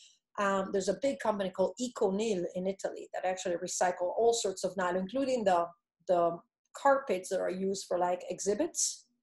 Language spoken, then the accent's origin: English; DR Congo; I grew up in the Congo. Remember, my mom had a metal box with two glass syringes and metal needles.